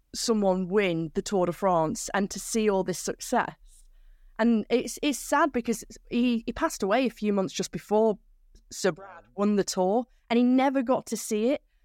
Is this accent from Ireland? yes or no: no; Manchester, North West England, United Kingdom; I'm from South Manchester, so around 20 kilometers away from the centre of of the city, in a village out in the countryside